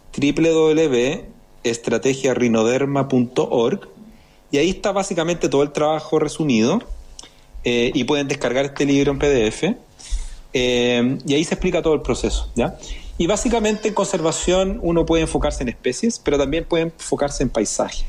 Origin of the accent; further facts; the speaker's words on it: Chile; nosotros como chilenos